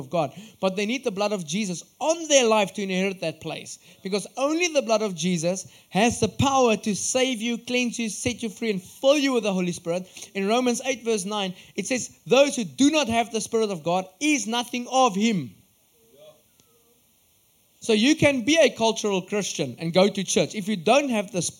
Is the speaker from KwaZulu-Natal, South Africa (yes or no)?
no; Upington, Northern Cape, South Africa; I'm from Upington in the Northern Cape.